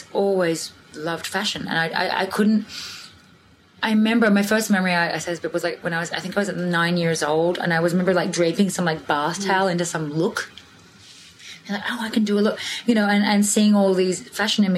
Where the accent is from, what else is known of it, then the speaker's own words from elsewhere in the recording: Sydney, New South Wales, Australia; I grew up in Australia, as we know. My parents, my dad was a farmer. They got divorced when I was 5. My mum and I moved to the city